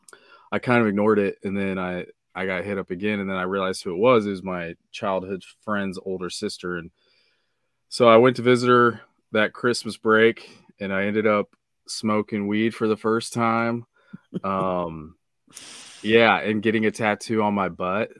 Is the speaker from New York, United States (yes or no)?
no; Kansas, United States; I'm from the Midwest, uh, Kansas